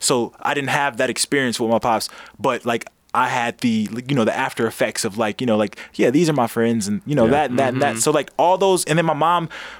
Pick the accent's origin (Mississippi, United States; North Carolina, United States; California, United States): California, United States; Los Angeles; also born or lived in Inglewood, California; I grew up in Inglewood and in South Central